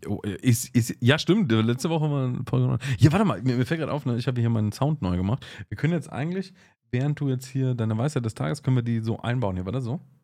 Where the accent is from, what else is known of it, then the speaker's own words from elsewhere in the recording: Augsburg, Bavaria, Germany; bei uns in Augsburg